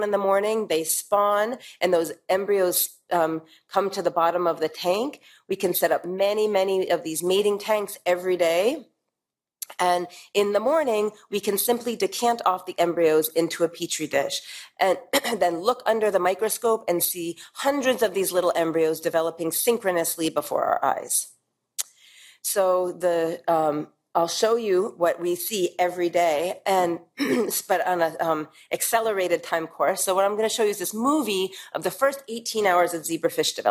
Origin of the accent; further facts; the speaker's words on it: New York, United States; moved away as an adult; now in Middle East; as a New Yorker